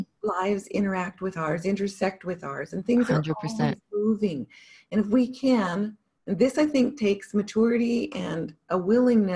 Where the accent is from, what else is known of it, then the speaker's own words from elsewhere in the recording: Montana, United States; I grew up in Montana